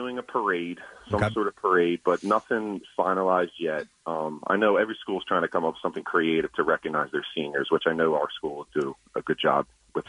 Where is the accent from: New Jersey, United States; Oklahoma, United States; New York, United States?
New Jersey, United States; Audubon; also born or lived in Haddonfield, New Jersey; I'm from Audubon, New Jersey. Paul VI is in Haddonfield. I live right down the street from Paul VI.